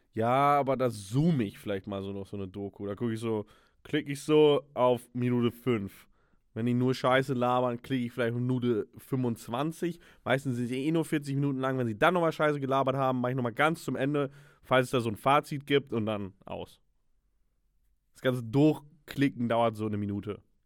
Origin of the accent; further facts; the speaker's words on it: Germany; ich bin Deutscher